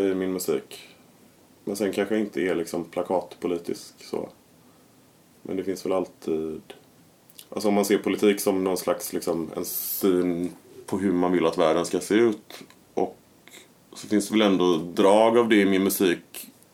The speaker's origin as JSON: {"language": "Swedish", "town": "Gothenburg", "region": "Västra Götaland", "country": "Sweden", "tie": "born or raised there", "said": "Jag är ju från Kungs i Majorna. Och där finns ju villor där det bor många, eller i alla fall när jag växte upp"}